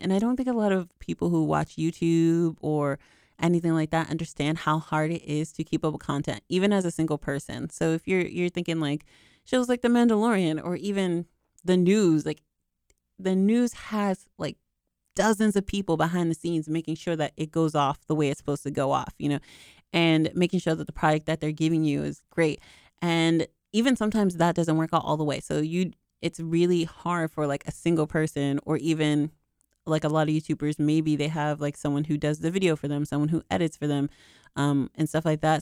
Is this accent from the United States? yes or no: yes; Boston, Massachusetts, United States; I'm from the East Coast, I'm from Boston